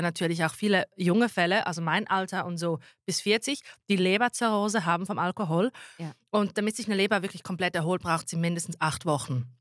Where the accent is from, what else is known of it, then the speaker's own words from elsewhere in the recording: Zurich, Switzerland; also born or lived in Schwamendingen; also ich als Zürcherin bin dort im Exil noch bis 13. Dezember